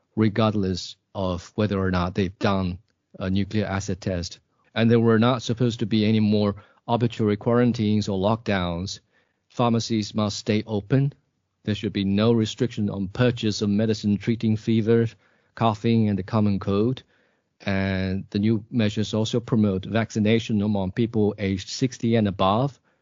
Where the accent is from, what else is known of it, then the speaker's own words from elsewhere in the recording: Suichuan, Jiangxi, China; now in Nanchang, China; my hometown, Jiangxi Province